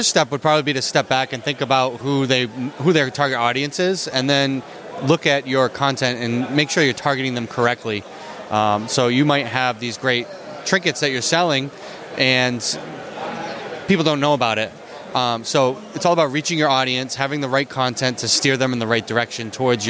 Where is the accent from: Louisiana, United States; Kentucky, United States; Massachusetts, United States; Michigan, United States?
Massachusetts, United States; Boston; I work for Bluehost. I'm a full-time sponsored core contributor, and I'm from Boston, Massachusetts.